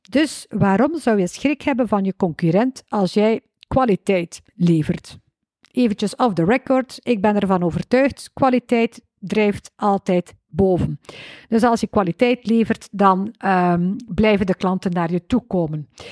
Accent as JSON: {"language": "Dutch", "region": "West Flanders", "country": "Belgium", "accent": "West Flemish", "said": "Kan je tegen West-Vlaamse spraakinvloeden"}